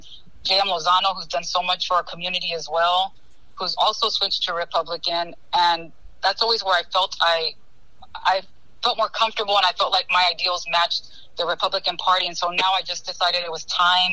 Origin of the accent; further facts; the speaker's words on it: Kingsville, Texas, United States; also born or lived in Austin, Texas; I was born and raised here in Kingsville, Texas